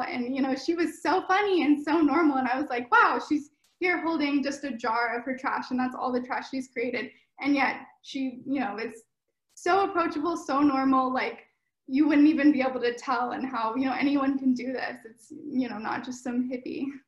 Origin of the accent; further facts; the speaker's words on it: Sacramento, California, United States; now in Los Angeles, United States; I'm from NorCal, from Sacramento Bay Area area, and I'm currently living in Los Angeles